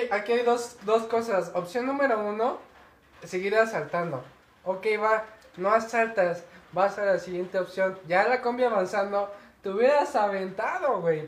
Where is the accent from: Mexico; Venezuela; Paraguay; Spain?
Mexico; somos mexicanos